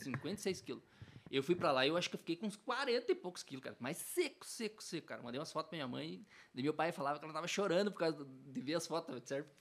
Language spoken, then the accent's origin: Portuguese; Telêmaco Borba, Paraná, Brazil; eu sou nascido aqui